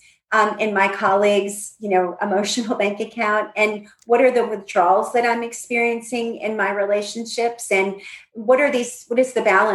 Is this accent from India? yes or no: no; Northeast, United States; I grew up in the Northeast.